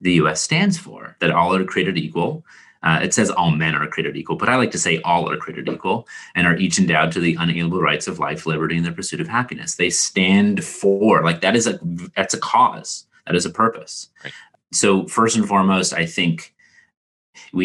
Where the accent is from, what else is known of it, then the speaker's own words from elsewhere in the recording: Canada; As a Canadian